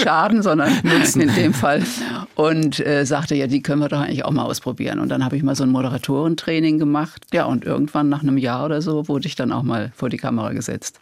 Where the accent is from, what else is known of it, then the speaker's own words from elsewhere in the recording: Worms, Rhineland-Palatinate, Germany; bei uns in Worms